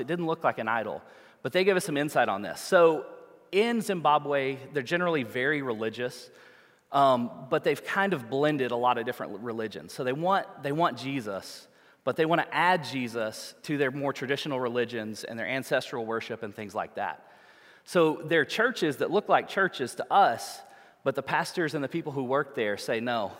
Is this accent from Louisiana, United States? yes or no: yes; New Orleans, Louisiana, United States; we're from the United States, from New Orleans, Louisiana